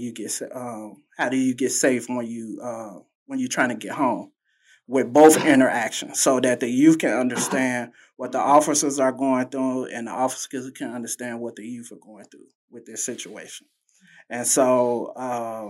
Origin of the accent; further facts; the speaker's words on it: Chicago, Illinois, United States; I was born and raised in the Robert Taylor Homes with my mom, my grandma